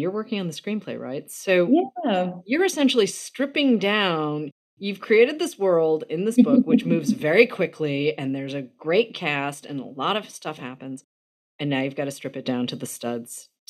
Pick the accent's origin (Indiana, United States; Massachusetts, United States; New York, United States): Massachusetts, United States; Boston; because I'm from Boston